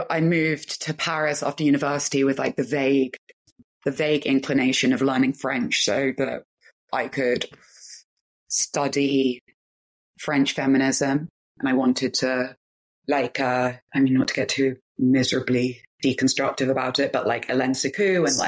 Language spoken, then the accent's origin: English; London, United Kingdom; also born or lived in Manchester; I grew up in clubs in London